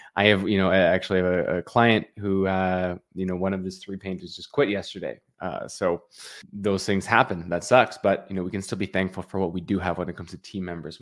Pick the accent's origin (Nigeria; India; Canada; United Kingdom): Canada; I'm from Canada.